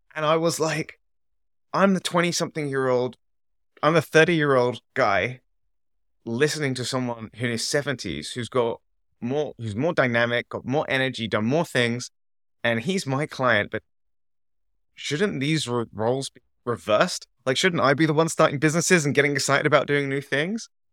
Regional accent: England, United Kingdom; moved away as an adult; also born or lived in Canada; I'm from England

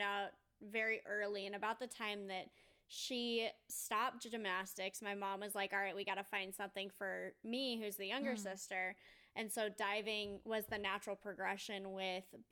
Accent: Mesa, Arizona, United States; I grew up in Mesa, Arizona. So it's a suburb of Phoenix

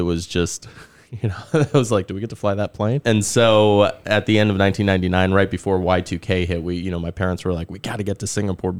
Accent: Frankfurt, Hesse, Germany; born there; So I was born in Germany back in 83. So Frankfurt was where I was born.

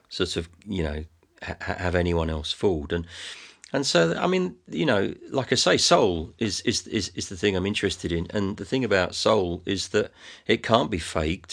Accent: England, United Kingdom; my stuff sounds English, but, it, but, but for no other reason than that it's where I'm from

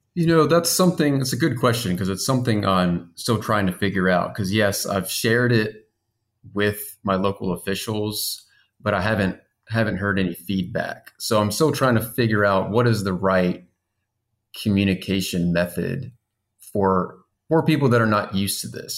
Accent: Baton Rouge, Louisiana, United States; now in Zachary, United States; I am also from Baton Rouge

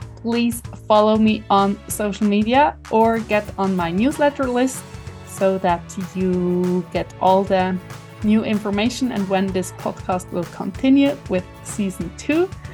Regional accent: Switzerland; accent: Swiss German; first language Swiss German; English is a second language; my mother tongue, in my heart. language, Swiss German.

